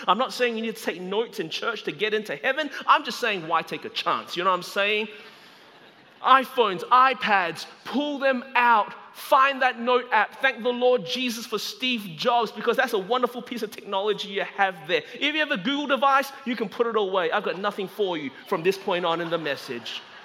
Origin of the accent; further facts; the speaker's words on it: Melbourne, Victoria, Australia; now in Anderson, United States; I was born and raised in Melbourne, Australia.